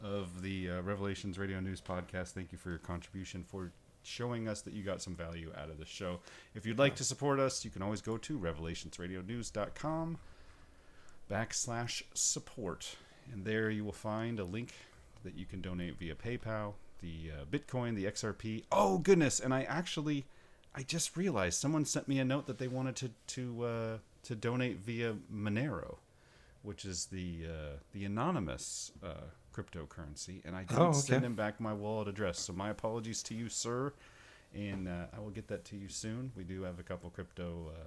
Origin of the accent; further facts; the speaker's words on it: Washington, United States; moved away; my home state of Washington